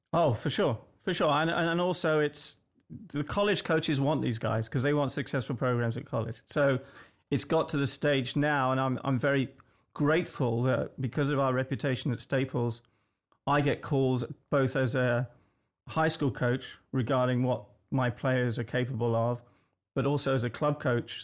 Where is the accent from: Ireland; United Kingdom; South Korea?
United Kingdom; England; moved away; I'm English